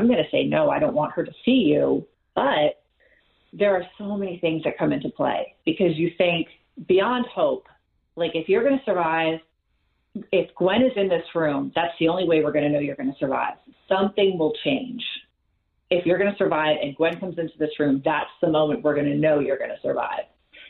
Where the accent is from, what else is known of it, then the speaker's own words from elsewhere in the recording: New Jersey, United States; born there; Like, I was born in Jersey, and anything.